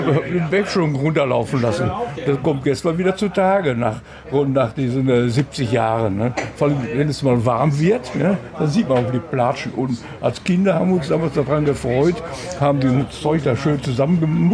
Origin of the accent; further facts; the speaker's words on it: Bochum, North Rhine-Westphalia, Germany; ich bin in Hiltrop groß geworden